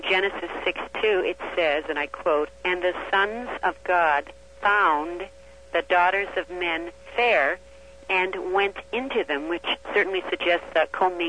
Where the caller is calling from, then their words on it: Las Vegas, Nevada, United States; I'm calling from Las Vegas.